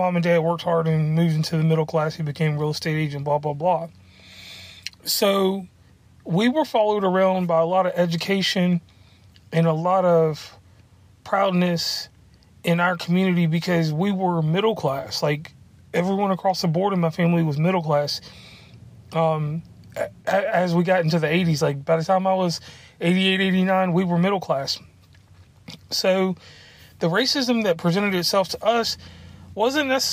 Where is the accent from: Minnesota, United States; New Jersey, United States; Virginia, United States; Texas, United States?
Virginia, United States; Lynchburg; I'm from Lynchburg, Virginia, and where I'm from, there was racism